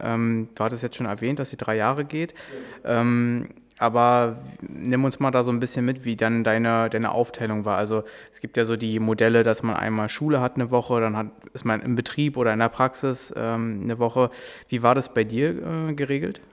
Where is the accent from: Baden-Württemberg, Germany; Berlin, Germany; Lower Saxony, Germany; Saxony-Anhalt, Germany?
Berlin, Germany; wir sind ja auch aus Berlin